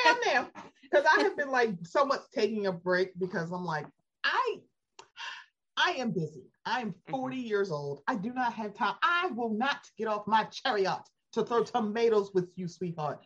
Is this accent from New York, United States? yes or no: no; Baltimore, Maryland, United States; I'm from Baltimore